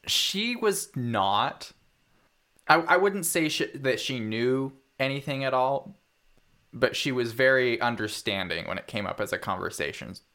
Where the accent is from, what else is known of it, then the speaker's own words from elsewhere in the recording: Parma, Idaho, United States; also born or lived in Fruitland, Idaho / Hells Canyon; I grew up in Parma, Idaho, on a farm of about fifty-five acres, for the most part